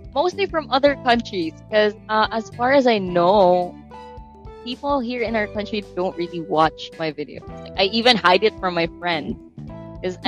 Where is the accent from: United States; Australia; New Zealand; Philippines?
Philippines; I'm I'm Filipino